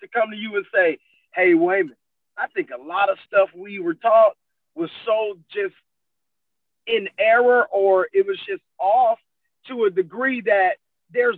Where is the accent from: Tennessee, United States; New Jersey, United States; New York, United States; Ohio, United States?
Ohio, United States; I was born in Ohio